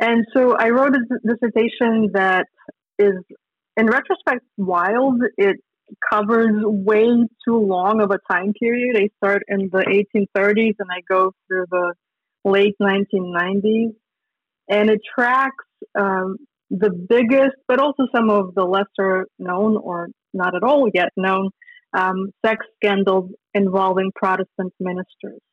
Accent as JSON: {"language": "English", "region": "Minsk", "country": "Belarus", "tie": "born or raised there", "also_born_or_lived": "Lithuania", "moved": "as an adult", "said": "I grew up in Minsk, Belarus"}